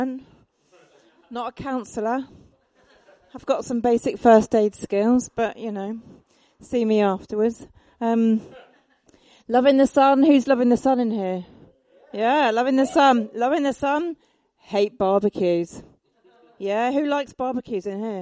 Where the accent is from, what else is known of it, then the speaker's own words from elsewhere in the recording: Egham, South East England, United Kingdom; I come from Egham